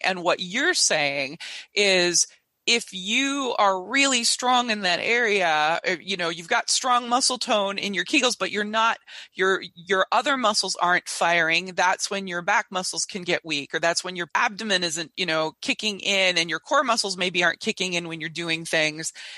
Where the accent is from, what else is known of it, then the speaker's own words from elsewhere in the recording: Minnesota, United States; I come from Minnesota